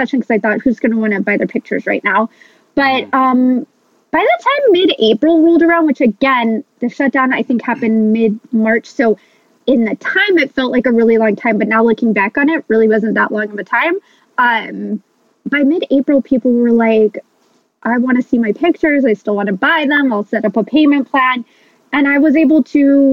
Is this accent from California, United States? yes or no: yes; Los Angeles, California, United States; now in Santa Barbara, United States; I'm from Los Angeles originally